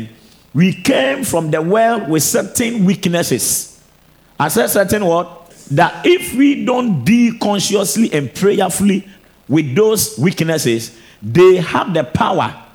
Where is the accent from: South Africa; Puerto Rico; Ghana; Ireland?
Ghana